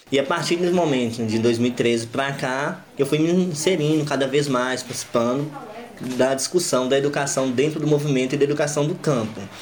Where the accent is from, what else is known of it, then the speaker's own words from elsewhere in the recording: north of Minas Gerais, Brazil; now in São Joaquim de Bicas, Brazil; Eu sou do norte de Minas, depois conheci o acampamento aqui em São Joaquim de Bicas e desde então estou aqui